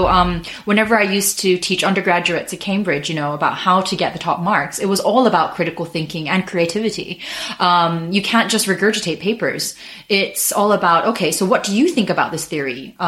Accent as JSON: {"language": "English", "country": "Japan", "tie": "born or raised there", "moved": "as an adult", "said": "I grew up in Japan. I went to an international school. So my accent is not because I'm American, but because I went to an international school. So I'm half British, half Japanese."}